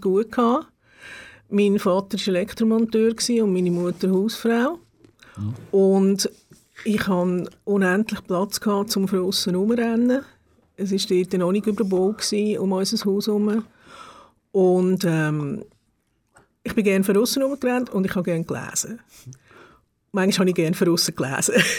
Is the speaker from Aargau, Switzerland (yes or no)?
yes; Gebenstorf, Aargau, Switzerland; auch in Gebisdorf aufgewachsen und dort in die Schule die ersten fünf Jahre